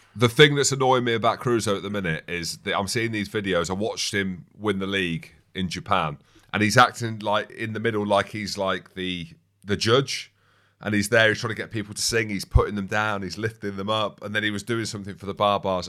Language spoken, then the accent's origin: English; Daventry area, East Midlands, United Kingdom; I'm from that area